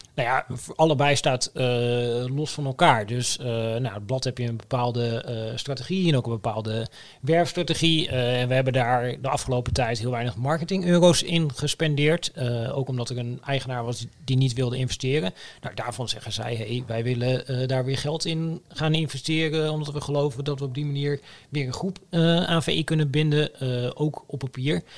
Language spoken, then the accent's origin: Dutch; Oldebroek, Gelderland, Netherlands; ik kom uit Olderbroek, een dorpje in de Bijbelbelt